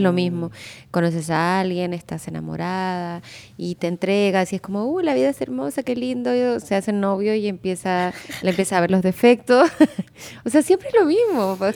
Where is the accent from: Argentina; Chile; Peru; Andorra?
Chile; moved away as an adult; now in Mexico; yo soy de Chile y allá es más difícil, o sea, por lo menos yo que crecí en los 90